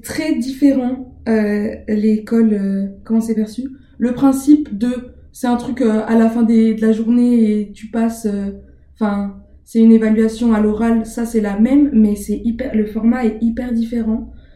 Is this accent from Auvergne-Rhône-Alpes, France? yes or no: no; Montbéliard, Bourgogne-Franche-Comté, France; also born or lived in Besançon; Je suis de Montbéliard, donc j'ai fait mes études, toutes mes, tout le reste de mes études à part le master, je, je les ai faites euh, à Besançon